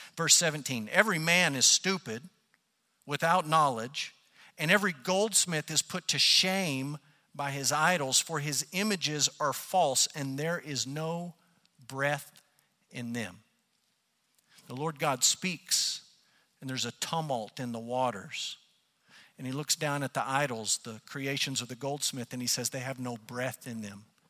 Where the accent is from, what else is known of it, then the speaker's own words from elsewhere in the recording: United States; as Americans and as American Christians